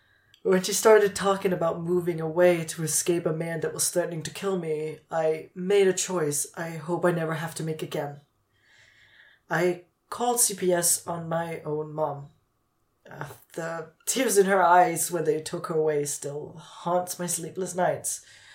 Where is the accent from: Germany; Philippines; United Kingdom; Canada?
Germany; Chemnitz, Saxony; English is a second language; I'm from Chemnitz, Germany. It was a bit of a shock to suddenly be in a country where no one spoke my native language, but I adapted.